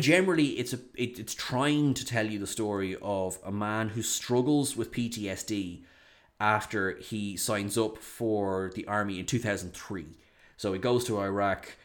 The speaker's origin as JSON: {"language": "English", "country": "Ireland"}